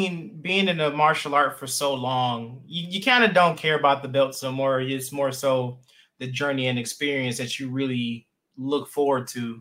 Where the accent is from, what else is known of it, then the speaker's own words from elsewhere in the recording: Detroit, Michigan, United States; I'm from Detroit, Michigan.